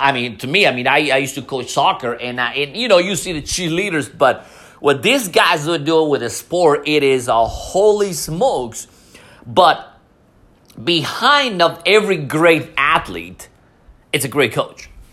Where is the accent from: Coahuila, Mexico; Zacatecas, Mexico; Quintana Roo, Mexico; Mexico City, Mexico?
Mexico City, Mexico; English is a second language; moved away; I'm you know from Mexico City